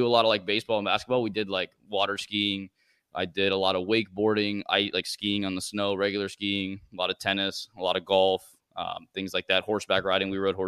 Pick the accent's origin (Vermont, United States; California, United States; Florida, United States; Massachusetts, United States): Florida, United States; also born or lived in Bogota, Colombia; So I was born in Colombia, in Bogota. I didn't live there very long. My dad traveled a lot with work, so we moved around a lot. And I ended up living in Florida when I was probably 3 or 4 years old